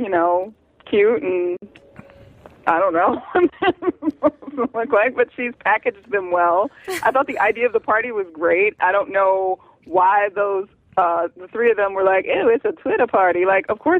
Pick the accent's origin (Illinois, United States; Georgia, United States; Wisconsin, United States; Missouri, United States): Georgia, United States; Atlanta; I'm from Atlanta